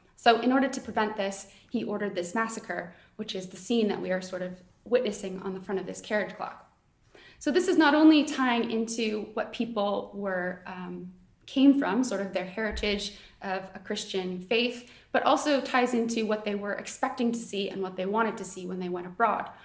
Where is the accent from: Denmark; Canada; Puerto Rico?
Canada; now in Oxford, United Kingdom; I am not from Oxford, um, I'm Canadian